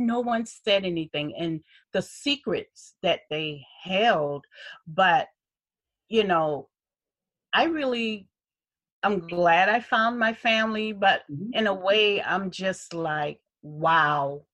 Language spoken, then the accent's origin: English; Charleston, South Carolina, United States; I was born here in Charleston